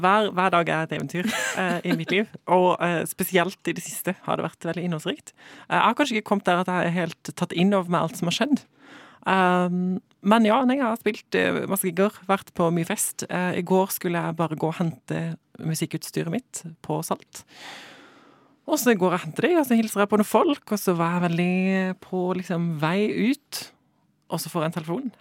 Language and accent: Norwegian; Sørlandet, Southern Norway, Norway; Fra Sørlandet